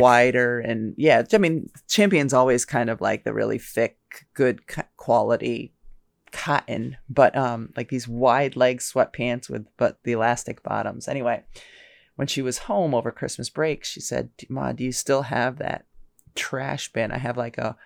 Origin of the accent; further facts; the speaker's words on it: United States; we grew up here